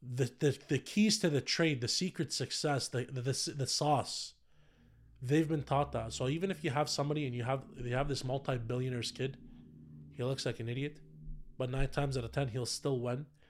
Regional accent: Ottawa, Ontario, Canada; born or raised there

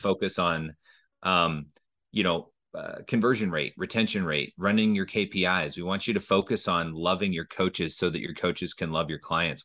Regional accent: Minnesota, United States; moved away as an adult; also born or lived in Illinois; I grew up in Minnesota

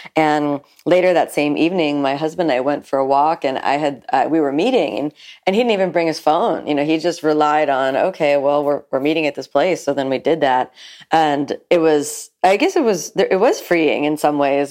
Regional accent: Miami, Florida, United States; I'm from South Florida, from Miami specifically, and I grew up here

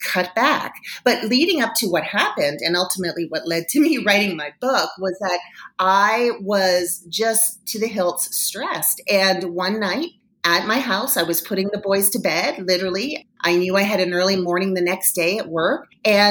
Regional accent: Toronto, Ontario, Canada; moved away as an adult; now in Denver, United States; I am originally from Toronto, Canada. So before I moved to Denver, Colorado, I was working in media in Toronto

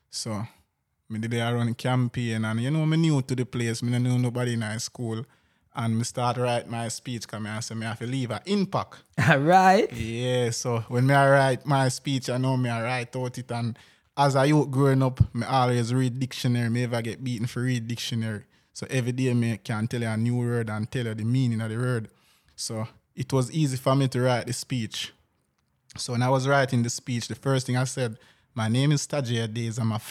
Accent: Jamaica; So you know, town people always call people when I come from Kingston.

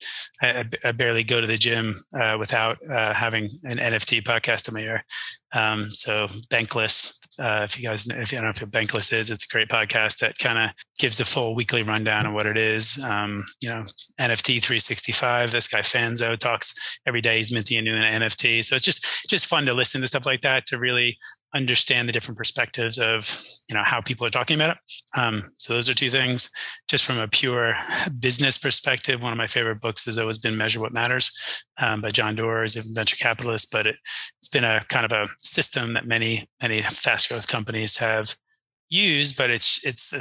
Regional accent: New Jersey, United States; now in Texas, United States; I grew up in New Jersey.

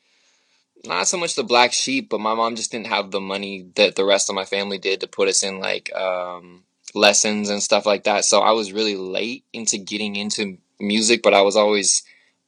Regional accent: Portland, Oregon, United States; moved away as an adult; now in Oakland, United States; born and raised in Portland

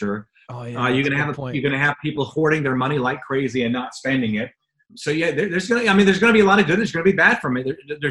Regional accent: Jamaica; now in United States; I was born and raised in Jamaica.

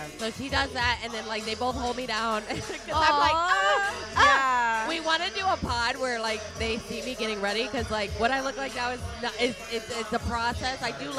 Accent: Detroit, Michigan, United States; I'm from Detroit.

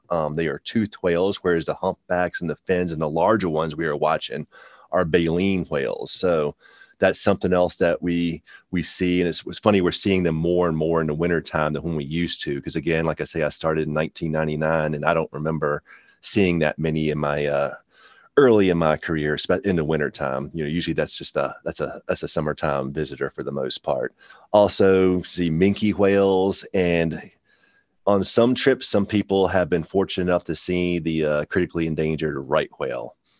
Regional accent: Shenandoah Valley, Virginia, United States; now in Virginia Beach, United States; I grew up in the Shenandoah Valley

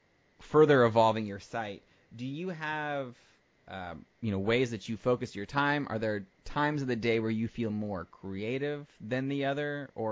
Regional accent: northern Midwest, United States; I grew up in the Midwest part of the United States, in the northern part, and there are lots of taxidermists around in the area

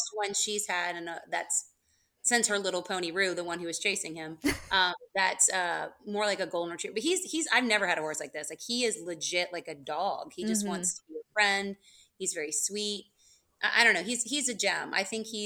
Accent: Georgia, United States; I'm from Georgia

